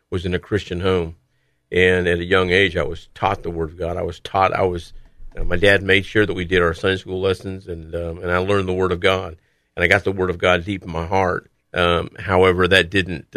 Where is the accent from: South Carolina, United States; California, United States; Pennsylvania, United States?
California, United States; Bay Area; I grew up in California, in the Bay Area in California